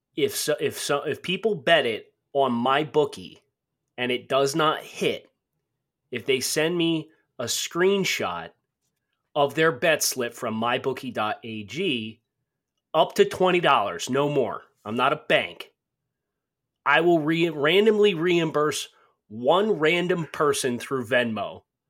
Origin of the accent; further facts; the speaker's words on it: Pennsylvania, United States; I was born in Pennsylvania